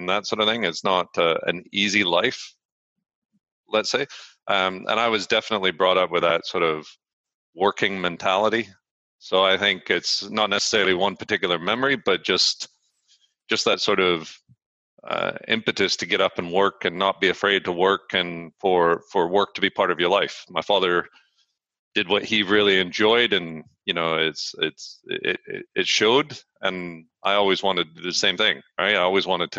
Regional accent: Vancouver, British Columbia, Canada; moved away as an adult; also born or lived in London, United Kingdom; now in Edinburgh, United Kingdom; So I grew up in Vancouver. So I was born in Canada

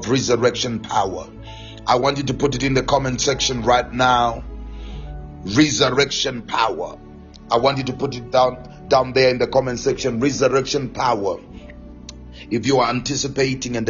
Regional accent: Gweru, Midlands, Zimbabwe; moved away; Zimbabwe, Gweru, my hometown

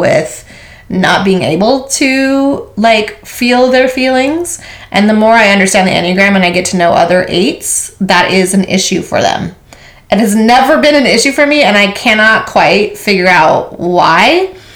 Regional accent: Maui, Hawaii, United States; I was born and raised on Maui, Hawaii.

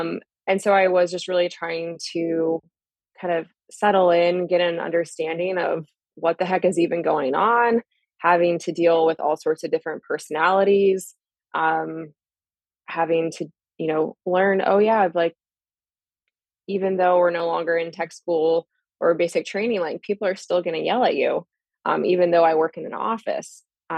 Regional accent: Vancouver, Washington, United States; also born or lived in California / Fort Drum; so I was born in California. My dad joined the Army. We were stationed at Fort Drum. And then later on, we moved to Washington State.

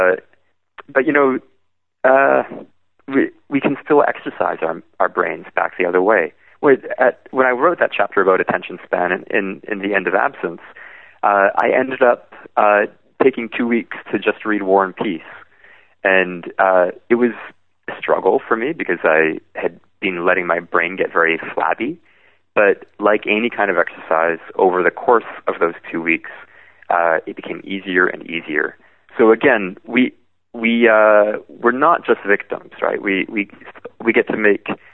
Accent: Vancouver, British Columbia, Canada; In Vancouver, my hometown

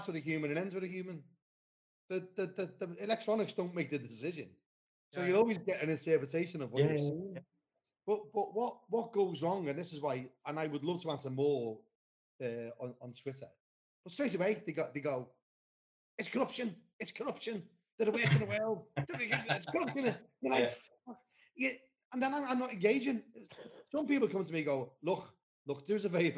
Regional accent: Liverpool, North West England, United Kingdom; I was born and bred in Anfield

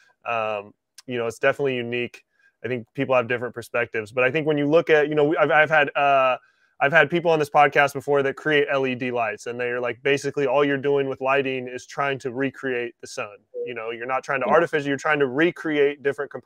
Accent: Washington, United States; moved away; I grew up in Washington

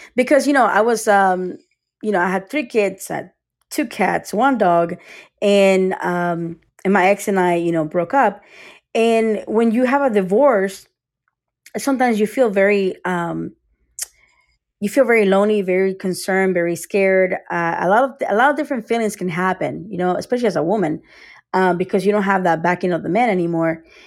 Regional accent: United States; also born or lived in Costa Rica / Tampa, Florida; now in Sarasota, United States; I was born in Costa Rica was raised in America, but I was in Costa Rica until age eight or so, eight or nine

